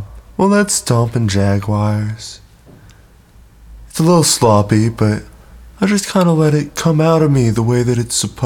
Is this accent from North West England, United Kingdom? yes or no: no; Bradford, Yorkshire and the Humber, United Kingdom; I'm from Bradford, so I'm Bradford from Bradford.